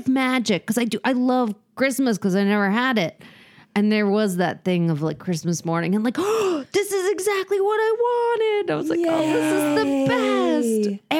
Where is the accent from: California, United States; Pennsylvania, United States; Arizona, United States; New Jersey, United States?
New Jersey, United States; I'm from New Jersey.